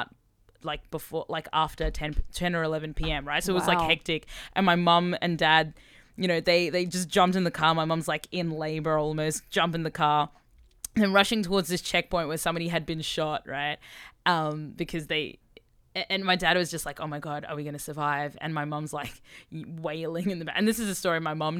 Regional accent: Sudan; moved away; I was born in Sudan

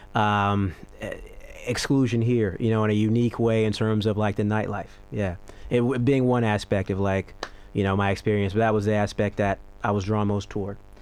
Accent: United States; moved away as an adult; now in Australia; I'm American

